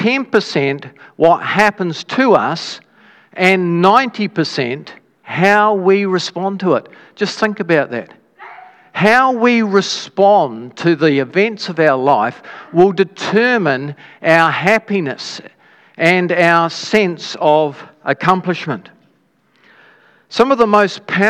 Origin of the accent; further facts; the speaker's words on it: Dunedin, Otago, New Zealand; when I was a child, we grew up in Dunedin